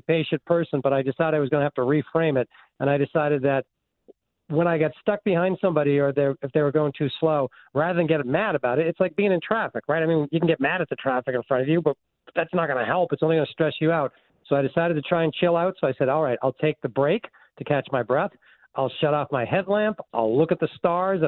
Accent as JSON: {"language": "English", "town": "Concord", "region": "Massachusetts", "country": "United States", "tie": "born or raised there", "said": "I grew up in Concord, Mass"}